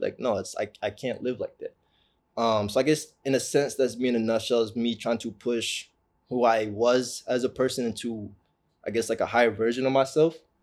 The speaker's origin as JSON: {"language": "English", "area": "Orange County", "region": "California", "country": "United States", "tie": "born or raised there", "said": "Growing up in Orange County"}